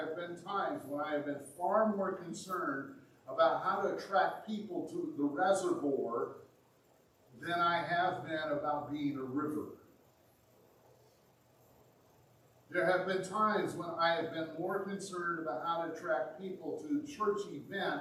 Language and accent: English; Indiana, United States; now in Michigan, United States; My home state of Indiana, a wonderful place to be from.